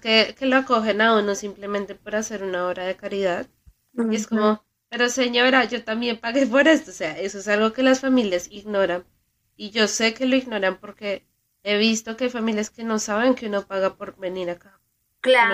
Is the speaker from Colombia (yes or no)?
yes; Colombia; now in United States; Sigo siendo muy colombiana